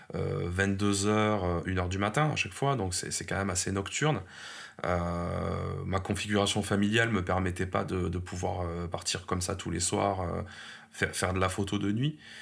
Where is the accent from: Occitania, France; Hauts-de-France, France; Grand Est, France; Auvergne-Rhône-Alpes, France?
Occitania, France; Montpellier; ma ville natale, hein, qui est Montpellier, parce que je suis né ici et je, je, j'adore cette ville